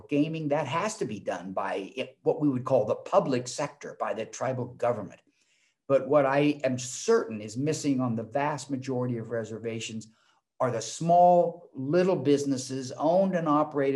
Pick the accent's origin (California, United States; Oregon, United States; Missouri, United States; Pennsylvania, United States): Oregon, United States; Portland; moved away as an adult; also born or lived in Arizona; I was born and raised in Portland, Oregon